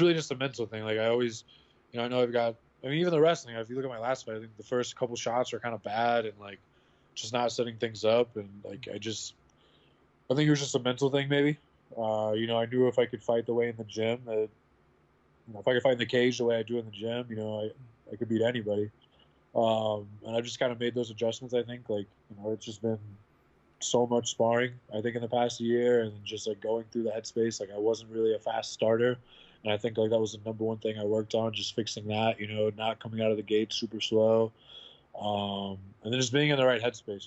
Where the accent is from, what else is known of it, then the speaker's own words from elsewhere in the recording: Midwest, United States; I come from the Midwest, where like a lot of guys will just like take any fight